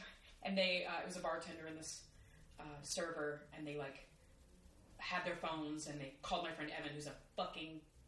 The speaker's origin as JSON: {"language": "English", "region": "Texas", "country": "United States", "moved": "yes", "lives_now": "New York, United States", "said": "I am a Texan"}